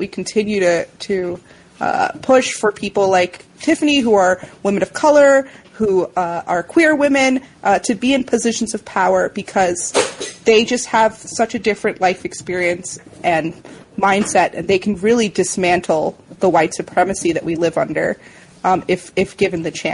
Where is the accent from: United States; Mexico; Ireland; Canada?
United States; New York City, New York; I'm from the Bronx